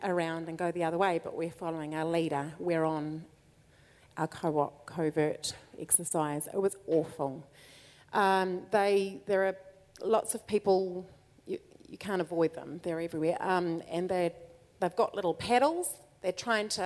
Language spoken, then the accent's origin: English; New Zealand; we're from New Zealand